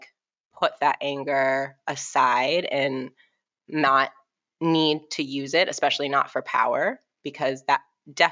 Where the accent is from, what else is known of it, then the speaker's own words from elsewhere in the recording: Boston, Massachusetts, United States; we were like five black kids growing up in Boston.